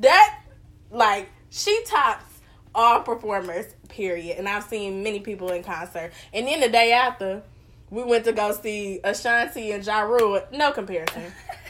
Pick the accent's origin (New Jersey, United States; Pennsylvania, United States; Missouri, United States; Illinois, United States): Illinois, United States; Peoria; We were in Chicago and also my hometown of Peoria, Illinois.